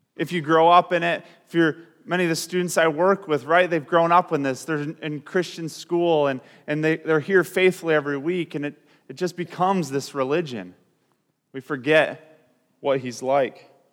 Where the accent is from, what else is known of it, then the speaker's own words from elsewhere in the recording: Grand Rapids, Michigan, United States; We're from Grand Rapids